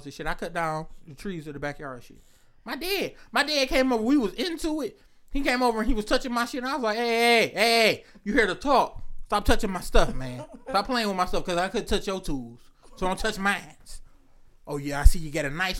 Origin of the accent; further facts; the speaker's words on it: Detroit, Michigan, United States; I am from Mac and Bewick.